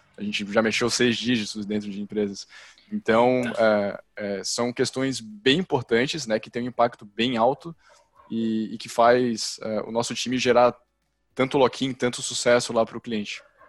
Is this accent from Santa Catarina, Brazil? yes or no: yes; Florianópolis, Santa Catarina, Brazil; responsável pelo time de CS na Involves, tenho 31 anos, sou de Floripa